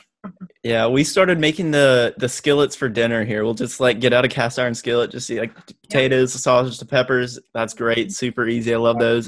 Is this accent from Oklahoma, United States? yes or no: yes; Oklahoma, United States; moved away as an adult; now in California, United States; Born and raised in Oklahoma, so it kind of reminds me of home